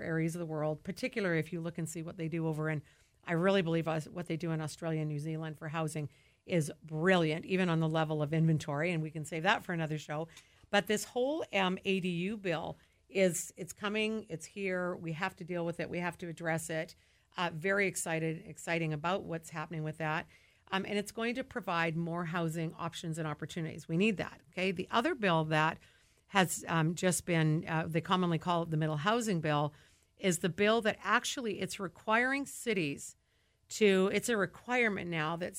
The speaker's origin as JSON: {"language": "English", "town": "Vancouver", "region": "British Columbia", "country": "Canada", "moved": "yes", "lives_now": "Whatcom County, United States", "said": "I'm originally from Vancouver."}